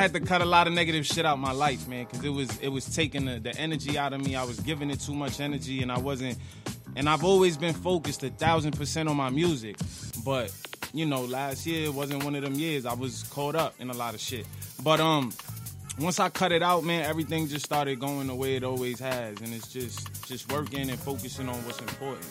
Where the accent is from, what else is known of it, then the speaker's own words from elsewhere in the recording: New York, United States; I'm from New York